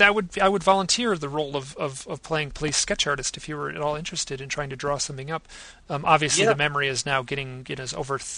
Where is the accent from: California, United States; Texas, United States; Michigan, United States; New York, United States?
Michigan, United States; my hometown in Michigan.